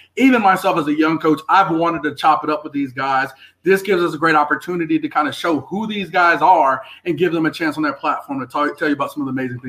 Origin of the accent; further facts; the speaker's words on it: the South, United States; I'm from the South, and I can't do it up there.